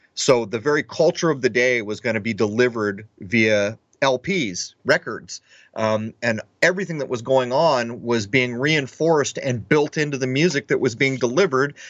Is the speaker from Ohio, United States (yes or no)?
no; Southern California, United States; growing up in Southern California